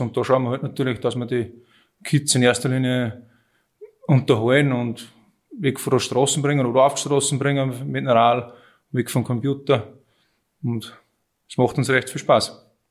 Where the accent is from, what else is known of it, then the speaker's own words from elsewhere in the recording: Münzkirchen, Upper Austria, Austria; Ich bin eigentlich aus Münzkirchen